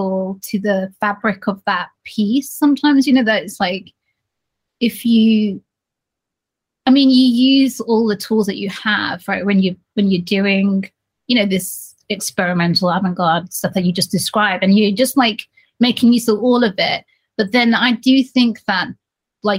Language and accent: English; Birmingham, West Midlands, United Kingdom; now in Leeds, United Kingdom; my hometown, which is Birmingham